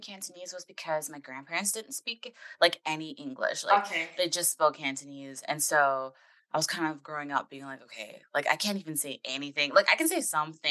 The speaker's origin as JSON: {"language": "English", "country": "Canada", "moved": "as an adult", "lives_now": "Los Angeles, United States", "said": "I'm originally Canadian, so I just recently moved here to work for an animation studio here."}